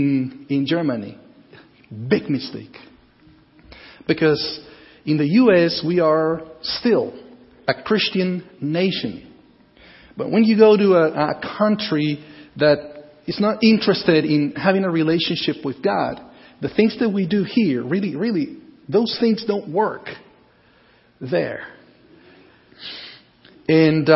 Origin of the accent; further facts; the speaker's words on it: Guatemala; moved away as an adult; also born or lived in Costa Rica; I was born in Guatemala